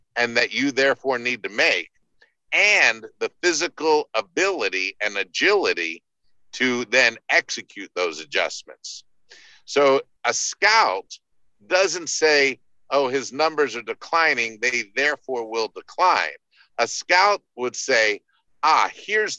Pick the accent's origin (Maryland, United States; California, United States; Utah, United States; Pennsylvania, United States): Maryland, United States; Baltimore; moved away; growing up in Baltimore